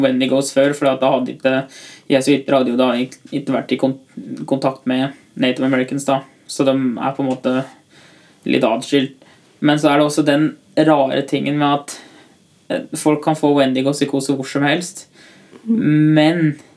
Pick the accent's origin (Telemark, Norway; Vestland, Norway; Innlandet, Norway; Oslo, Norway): Innlandet, Norway; Tynset; kommer fra Tynset.